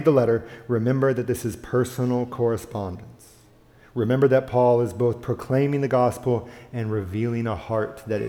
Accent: the South, United States; I grew up in the South

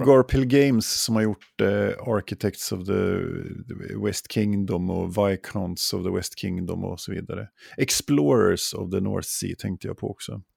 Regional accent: Jämtland, Sweden; moved away; i mina hemtrakter i Jämtland

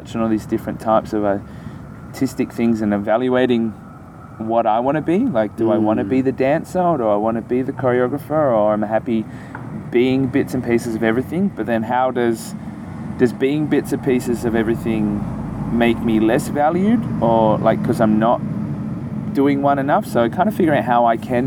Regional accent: Queensland, Australia; I'm a Queenslander

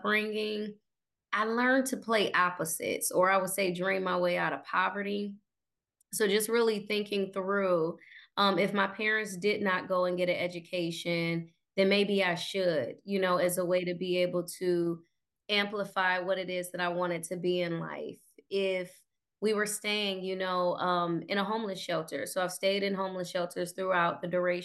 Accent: Cleveland, Ohio, United States; I did grow up in Cleveland. So stayed here, born and raised, moved about 13 times by the time I was 12.

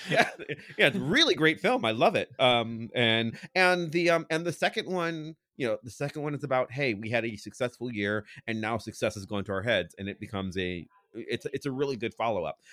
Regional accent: Cleveland, Ohio, United States; I'm from Cleveland.

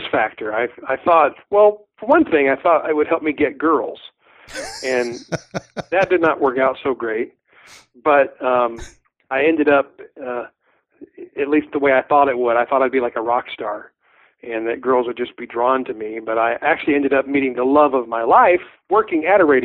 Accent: Southeast, United States; moved away as an adult; also born or lived in Kentucky / Tennessee / Virginia; now in Spokane, United States; I was born and raised in the Southeast, Kentucky, Tennessee, and Virginia

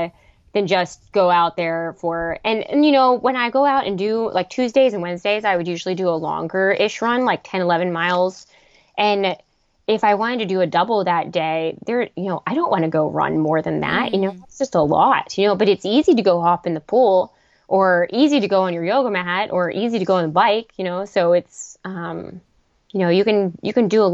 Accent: Pittsburgh, Pennsylvania, United States; I'm from Pittsburgh

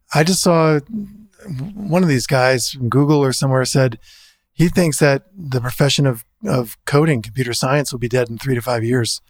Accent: New Jersey, United States; I'm from New Jersey

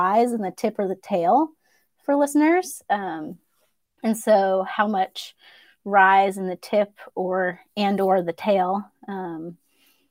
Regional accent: East Coast, United States; I grew up on the East Coast

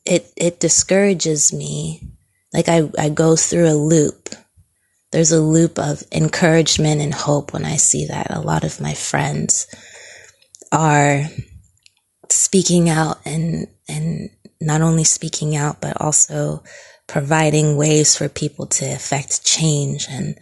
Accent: New Jersey, United States; Yes, I grew up in New Jersey for 10 years, but I don't remember any forms of racism or feeling like I was being, that I was being discriminated against

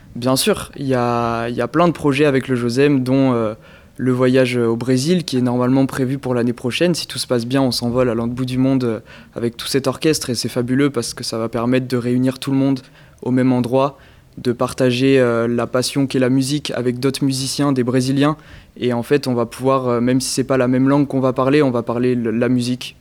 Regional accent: Périgueux, Nouvelle-Aquitaine, France

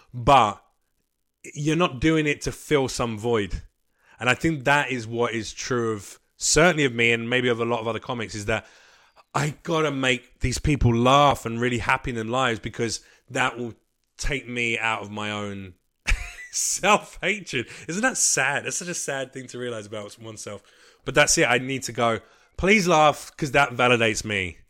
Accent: United Kingdom; now in United States; I'm gonna say this as a Brit

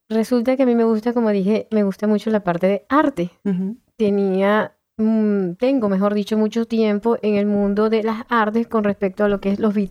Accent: Caracas, Capital District, Venezuela; moved away as an adult; now in Bloomington, United States; soy de Venezuela, Caracas, Venezuela.

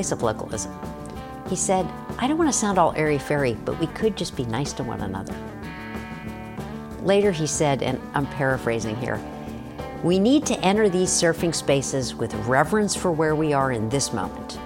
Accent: North Carolina, United States; I played sports growing up in North Carolina.

